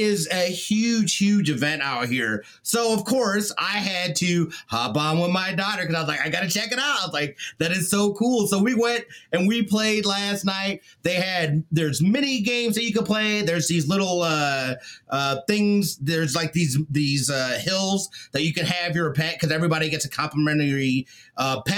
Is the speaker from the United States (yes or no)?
yes; Las Vegas, Nevada, United States; We're all from Vegas.